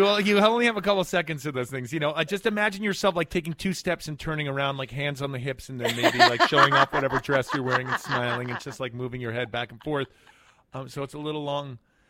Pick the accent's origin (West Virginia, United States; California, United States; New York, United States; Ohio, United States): New York, United States; New York City; I grew up in Manhattan. I'm born and raised.